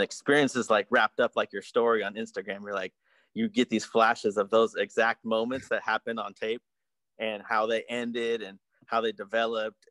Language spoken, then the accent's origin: English; Berkeley, California, United States; we're from Berkeley, we go to Telegraph all the time